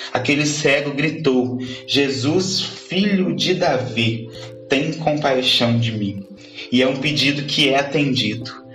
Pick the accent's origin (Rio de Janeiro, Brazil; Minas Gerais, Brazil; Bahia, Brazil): Minas Gerais, Brazil; Andradas; sou da cidade de Andradas